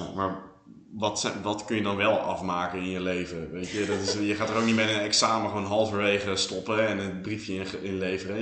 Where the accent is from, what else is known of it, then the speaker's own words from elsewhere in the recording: Netherlands; now in Belgium; ik ben Hollander